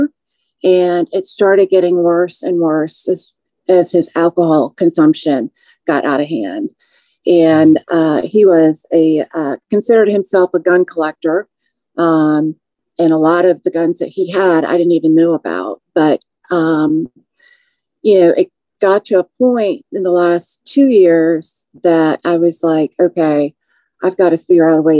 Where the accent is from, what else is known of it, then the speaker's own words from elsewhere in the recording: Naperville, Illinois, United States; moved away as an adult; now in Georgia, United States; I'm an Illinois native. I was raised in Naperville